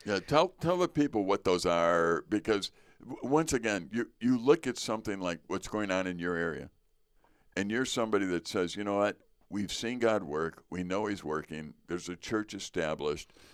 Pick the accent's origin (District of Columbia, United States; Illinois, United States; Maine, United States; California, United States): Illinois, United States; Chicago; being American, growing up in Chicago